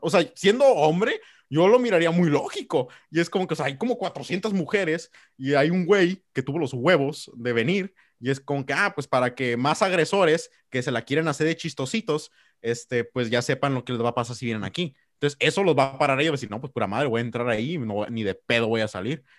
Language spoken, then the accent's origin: Spanish; Mexico; vernos como mexicanos